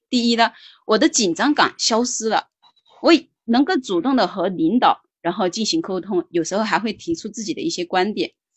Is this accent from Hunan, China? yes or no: yes; Hunan, China; 来自湖南，目前是一个，嗯，全职妈妈，然后带着一个六岁的孩子